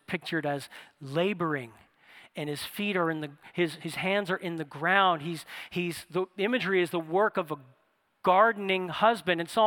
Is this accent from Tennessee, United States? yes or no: no; New Orleans, Louisiana, United States; moved away; I'm from New Orleans, and I lived in New Orleans